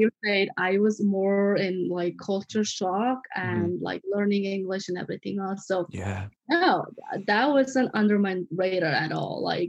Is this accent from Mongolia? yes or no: yes; Mongolia; moved away as an adult; also born or lived in Seattle / San Francisco / Los Angeles; now in Huntington Beach, United States; I'm from Mongolia. I've been living here now. Like, I moved to here like in 2013.